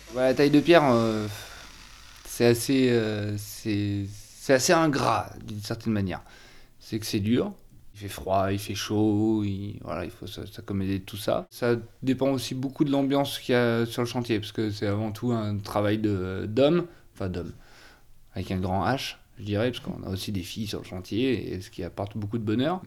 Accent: northern Ardèche, Auvergne-Rhône-Alpes, France; Je suis né en Ardèche, dans le Nord Ardèche, au milieu de Saint-Joseph, côte condrieux Condrieu

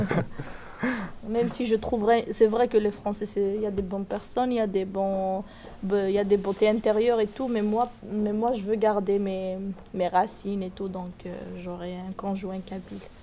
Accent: Tizi Ouzou, Tizi Ouzou Province, Algeria; moved away as an adult; now in Nanterre, France; je suis une étudiante algérienne, je suis de la Kabylie, de Tizi Ouzou exactement

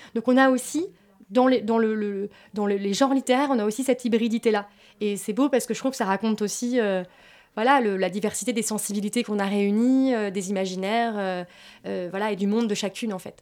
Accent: France; j'ai grandi, euh, voilà, j'ai grandi en France

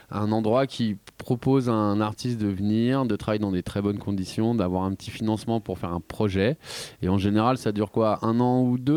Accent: Yvelines, Île-de-France, France; Moi, je viens des Yvelines.

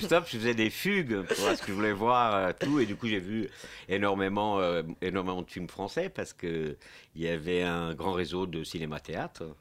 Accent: Portugal; French is a second language; now in France

